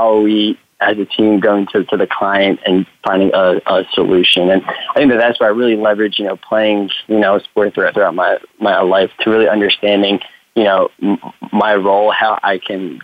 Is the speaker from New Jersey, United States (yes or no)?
yes; New Jersey, United States; also born or lived in Philadelphia; I'm from the Northeast, born in New Jersey